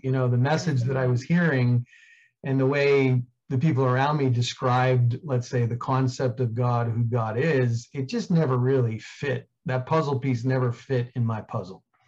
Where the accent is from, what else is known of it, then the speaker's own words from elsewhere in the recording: New York City, New York, United States; I grew up in Queens, New York